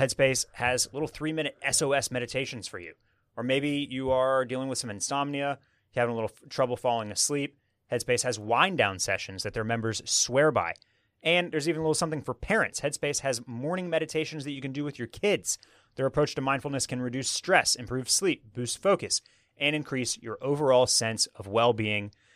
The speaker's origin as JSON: {"language": "English", "town": "Houston", "region": "Texas", "country": "United States", "tie": "born or raised there", "lives_now": "Austin, United States", "said": "I was born and raised in Houston."}